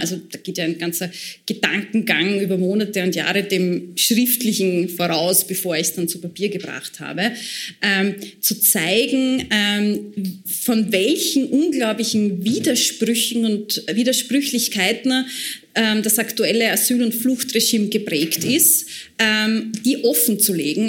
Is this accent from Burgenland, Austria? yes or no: yes; Burgenland border area, Austria; vor allem im Osten, ähm, dem Gebiet, wo ich herkomme, also im burgenländischen Grenzgebiet